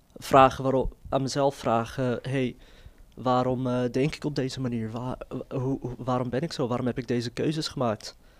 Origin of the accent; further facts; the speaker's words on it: Netherlands; ik zie mezelf gewoon als Nederlander met een eh, migratieachtergrond. En die achtergrond, die Marokkaanse achtergrond die ik heb